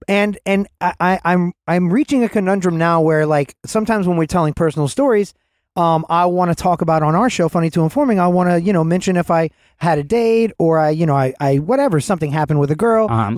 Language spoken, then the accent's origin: English; Atlanta, Georgia, United States; I was from Atlanta.